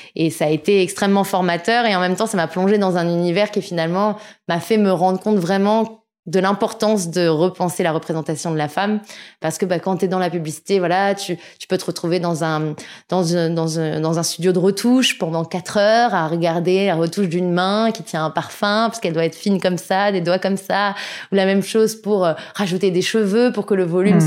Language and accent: French; Sèvres, Île-de-France, France; also born or lived in Argenteuil / Paris; je suis née à Argenteuil dans le 95 et j'ai grandi dans le 92 euh, à Sèvres majoritairement